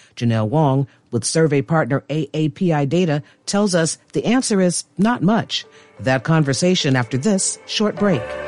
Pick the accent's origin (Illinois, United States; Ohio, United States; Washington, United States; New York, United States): Illinois, United States; Chicago; I'm a black woman, as I said, and, and I'm from Chicago.